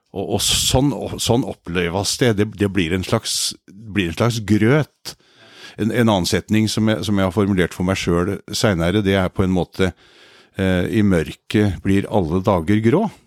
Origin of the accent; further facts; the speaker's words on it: Kvelde, Vestfold, Norway; moved away as an adult; also born or lived in Oslo; født og oppvokst i Kvelde, så vi er nå hjemme.